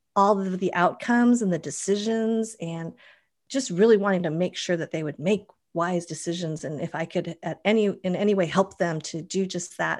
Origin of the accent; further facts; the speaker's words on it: Boulder, Colorado, United States; moved away as an adult; now in Mission Viejo, United States; I grew up in Boulder, which is totally granola